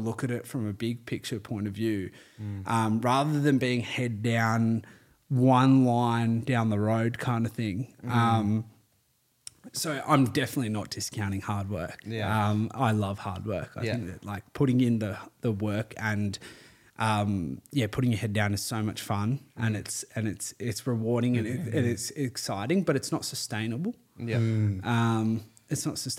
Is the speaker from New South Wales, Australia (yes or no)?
yes; Terrey Hills, New South Wales, Australia; I used to live in Terry Hills. I grew up there